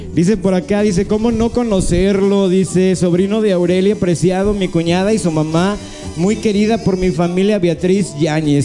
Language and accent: Spanish; San Gabriel, Jalisco, Mexico; also born or lived in Guadalajara; soy eh, de, aquí de San Gabriel